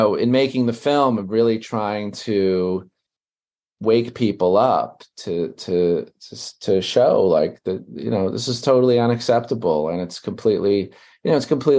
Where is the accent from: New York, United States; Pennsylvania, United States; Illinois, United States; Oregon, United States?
New York, United States; New York City; I grew up in Brooklyn, New York